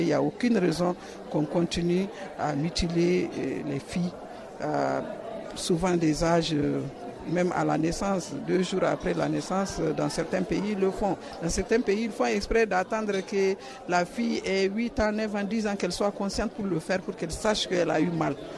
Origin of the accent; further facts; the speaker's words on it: Mali; moi je viens du Mali, chez nous au Mali